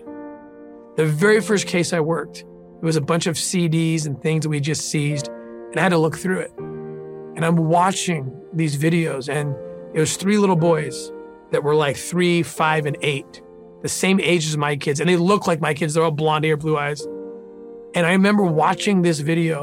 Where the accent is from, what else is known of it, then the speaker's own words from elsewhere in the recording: La Cañada Flintridge, California, United States; also born or lived in Glendale, California; So I was born in Glendale, California, raised in La Cañada